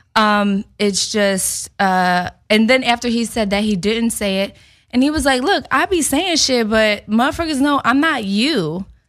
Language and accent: English; Philadelphia, Pennsylvania, United States; moved away; I'm in Philly. I'm in my hometown